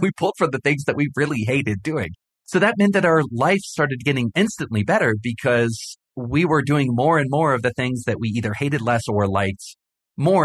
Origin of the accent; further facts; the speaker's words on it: Hawaii, United States; I grew up in Hawaii, and I spent a lot of time in the ocean